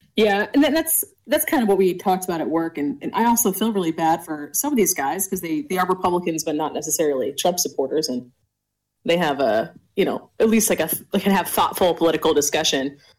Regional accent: Idaho, United States; also born or lived in Washington State; now in Washington, United States; I was born in Idaho

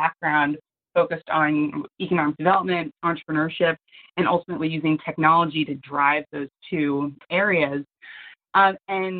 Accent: outside New York City, United States; I grew up outside New York City, where a lot of the people in my town were commuting into New York

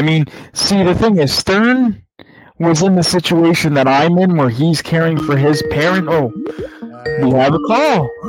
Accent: Georgia, United States; Holy shit, I'm from Cobb County. My dad is still in Kennesaw. See why I left? I'm not stupid enough to live there anymore.

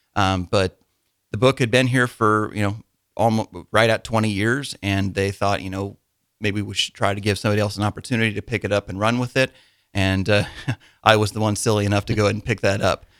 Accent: Wymore, Nebraska, United States; I grew up in Wymore, Nebraska.

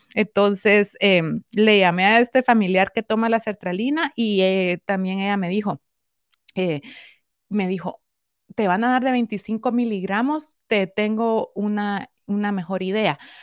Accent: Guatemala; yo soy guatemalteca

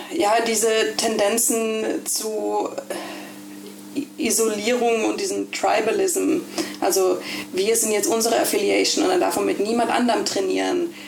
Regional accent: Ålesund, Møre og Romsdal, Norway; also born or lived in Germany / Berlin, Germany; now in Bergen, Norway; als ich acht war, ist meine Familie ausgewandert nach Norwegen. Äh, und dann bin ich in Olesund groß geworden

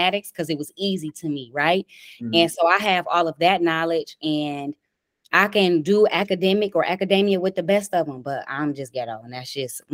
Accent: Detroit, Michigan, United States; I'm from Dexter and Davidson in Detroit, Michigan. I grew up there all my life

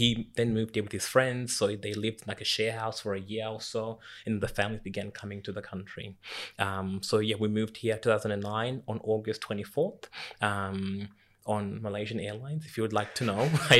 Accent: Zimbabwe; now in Australia; here in Australia, I'm African Australian. If I don't put the African there, someone would then go, and what are you for real?

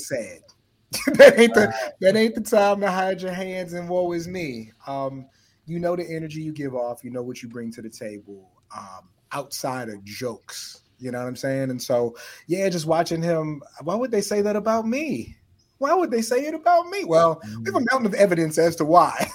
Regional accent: San Antonio, Texas, United States; I grew up in San Antonio, Texas

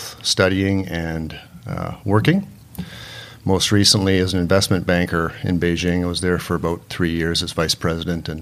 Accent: West Vancouver, British Columbia, Canada; moved away as an adult; now in Victoria, Canada; Victoria is where I live now. I grew up in West Vancouver, just across

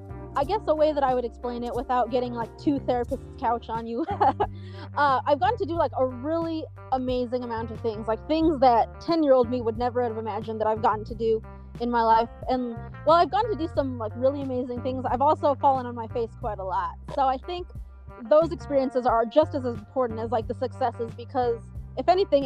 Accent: New Mexico, United States; So I'm like, hey, guys, in case you didn't know, I'm from New Mexico.

